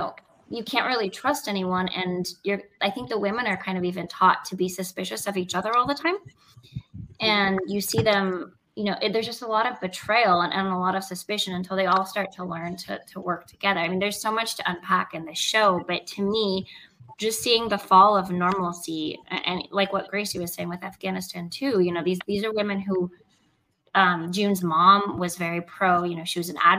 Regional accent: Venezuela; moved away; I'm from Venezuela. I was born in Venezuela, and I still have a lot of family over there.

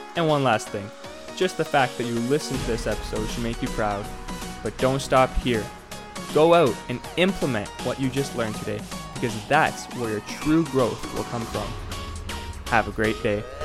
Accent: Canada; I'm from Canada

